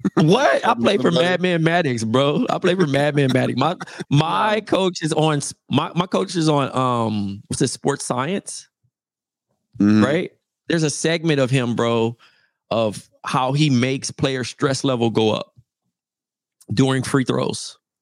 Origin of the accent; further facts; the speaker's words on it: Compton, California, United States; moved away; also born or lived in Fresno; I'm from Compton